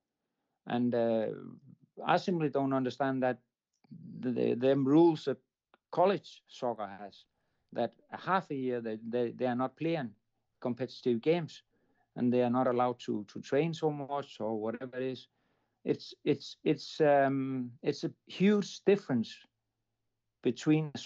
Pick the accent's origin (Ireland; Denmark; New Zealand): Denmark; I'm coming from Denmark, so I'm covering Scandinavia